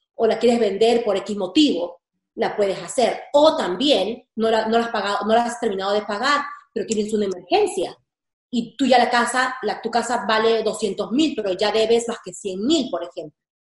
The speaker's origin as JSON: {"language": "Spanish", "country": "Peru", "moved": "yes", "lives_now": "United States", "said": "yo soy de Perú"}